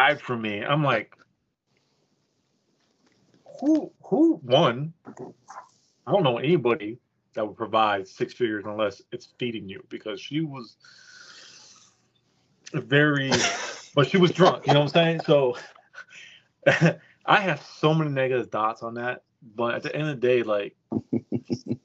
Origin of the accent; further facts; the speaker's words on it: California, United States; moved away as an adult; now in Texas, United States; I'm from California